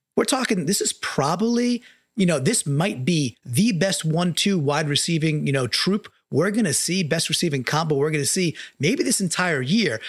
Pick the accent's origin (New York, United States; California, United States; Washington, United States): New York, United States; Long Island; moved away; I'm from Long Island. I grew up surrounded by Jets fans.